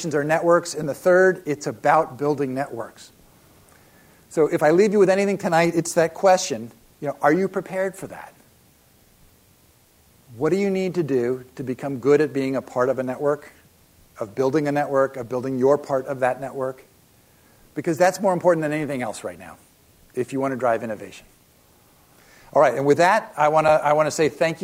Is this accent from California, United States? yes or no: yes; Palo Alto, California, United States; also born or lived in East Coast / Davis, California; So I grew up in California. Essentially, I'm an East Coast transplant, but at the age of six, you know, you're still a sponge. So we moved to Palo Alto